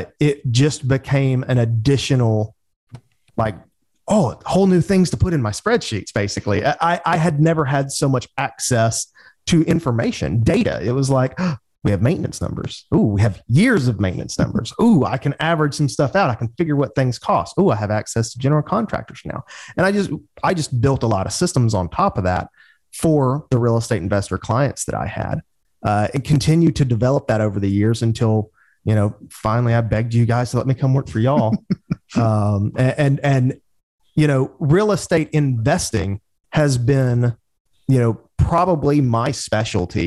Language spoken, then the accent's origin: English; Birmingham, Alabama, United States; also born or lived in Auburn, Alabama; in Birmingham, Alabama, where I'm from.